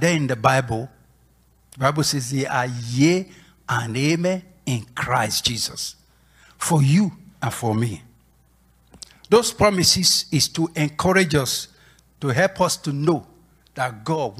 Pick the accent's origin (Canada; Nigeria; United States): Nigeria; moved away as an adult; when I was away from Nigeria